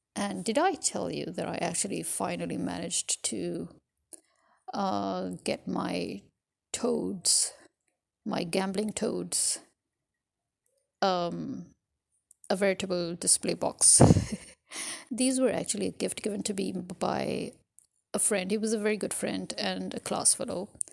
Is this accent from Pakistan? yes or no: yes; Pakistan; I'm a Pakistani